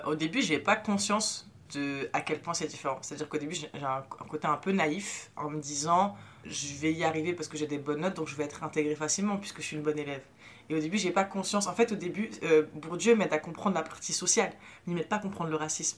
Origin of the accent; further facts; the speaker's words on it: Apt, Provence-Alpes-Côte d'Azur, France; French is a second language; also born or lived in Morocco; j'ai grandi dans le quartier populaire d'une ville de campagne. Donc en gros, dans ma ville, euh, elle s'appelle Apt